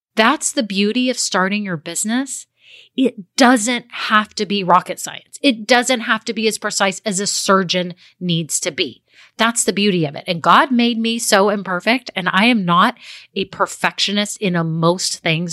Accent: Texas, United States; I'm a girl from Texas

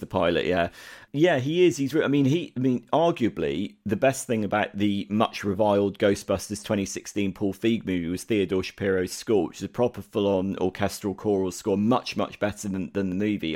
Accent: United Kingdom; as a Brit, this means nothing to me

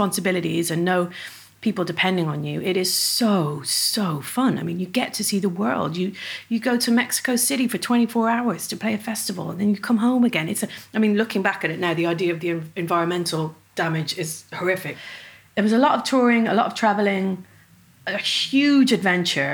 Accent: Dublin, Leinster, Ireland; accent: Dublin; my Dublin accent

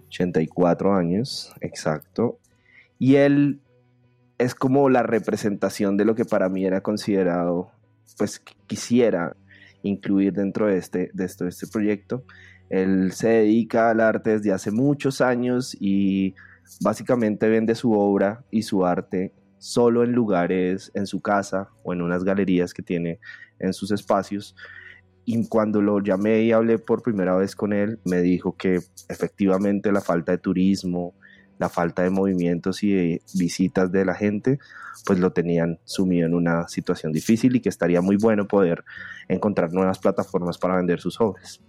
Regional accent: Bogotá, Colombia; soy artista visual bogotano

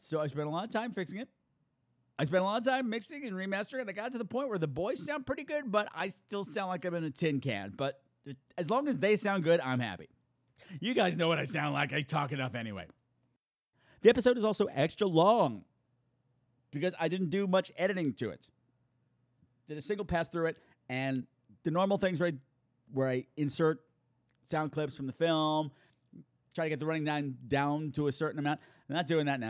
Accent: Long Island, New York, United States; I'm from Long Island.

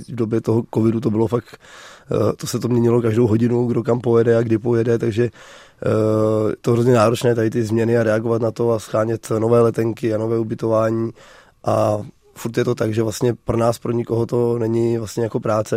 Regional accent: Jizera Mountains, Liberec Region, Czechia; který jsem z Jizerek

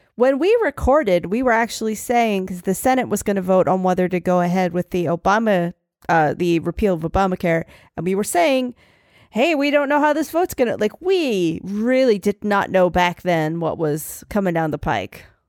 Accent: Philadelphia, Pennsylvania, United States; I'm from Philly. I say Italy, Italy.

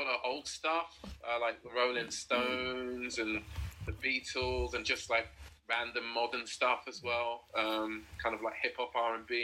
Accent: London, United Kingdom; I'm from South London, born and raised

